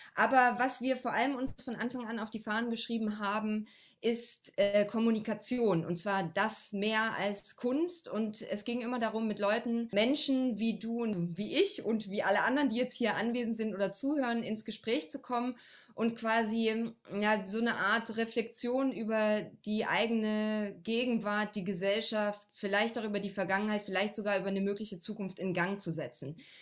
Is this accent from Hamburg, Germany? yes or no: no; Frankenberg, Saxony, Germany; ich komme ja, wie gesagt, aus Frankenberg